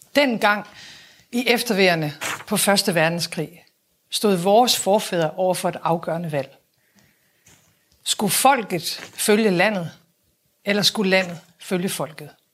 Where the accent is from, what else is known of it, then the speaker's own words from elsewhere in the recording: Aalborg, North Denmark Region, Denmark; min opvækst hjemme i Aalborg